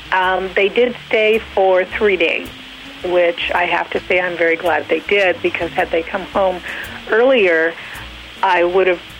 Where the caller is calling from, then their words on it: Long Beach, California, United States; Uh, Long Beach, California.